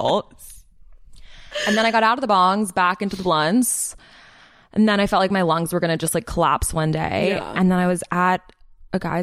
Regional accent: Philadelphia, Pennsylvania, United States; moved away; I grew up in Philadelphia

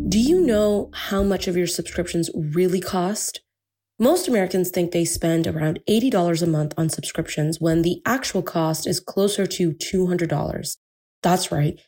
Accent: India; I'm Indian

